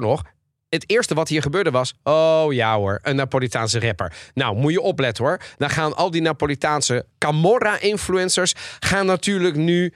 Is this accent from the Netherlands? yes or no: no; Italy; ben Italiaans